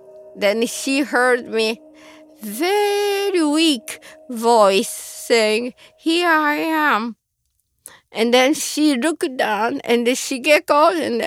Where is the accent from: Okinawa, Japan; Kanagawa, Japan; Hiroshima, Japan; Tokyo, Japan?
Hiroshima, Japan; now in United States; I was born in Hiroshima, Japan, and I was 13 years old